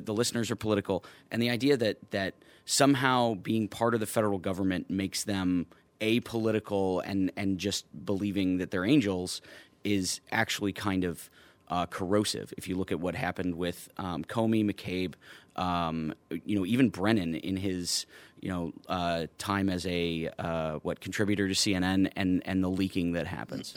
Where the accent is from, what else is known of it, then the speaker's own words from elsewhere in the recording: Chicago, Illinois, United States; native, native son of Chicago, went to DePaul, uh, went to high school at Fenwick